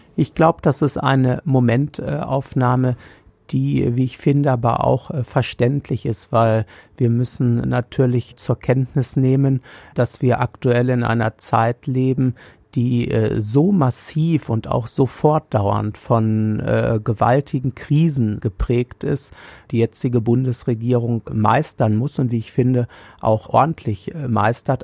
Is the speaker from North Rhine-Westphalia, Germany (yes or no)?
yes; Hagen, North Rhine-Westphalia, Germany; hier in meiner Heimatstadt Hagen